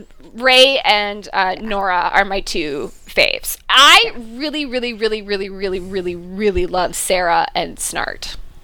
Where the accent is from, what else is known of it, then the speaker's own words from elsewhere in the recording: United Kingdom; Because I'm a Brit.